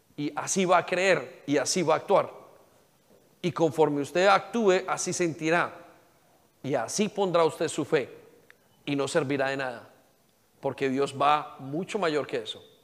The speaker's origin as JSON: {"language": "Spanish", "country": "Colombia", "moved": "yes", "lives_now": "England"}